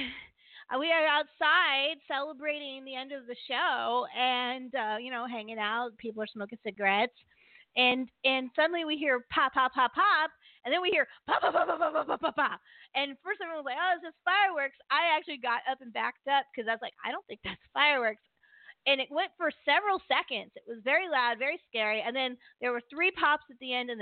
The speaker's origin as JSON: {"language": "English", "region": "Maryland", "country": "United States", "said": "I'm from Maryland"}